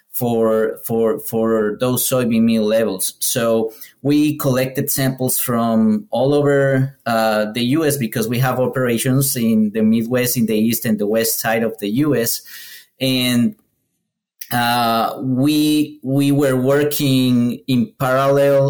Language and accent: English; Ecuador; moved away as an adult; now in United States; I'm Ecuadorian. I'm from Ecuador.